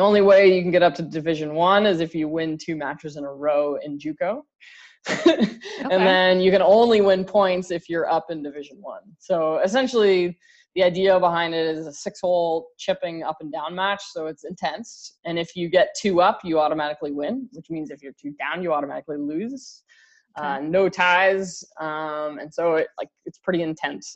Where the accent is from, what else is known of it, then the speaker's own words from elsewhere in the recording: Canada; now in Michigan, United States; I'm Canadian